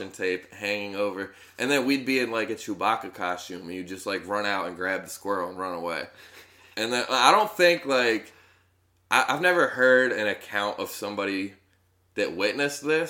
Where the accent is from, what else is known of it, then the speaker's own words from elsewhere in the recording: Tully, New York, United States; also born or lived in Norristown, Pennsylvania; I grew up in Tully, which is like 15 minutes outside of Syracuse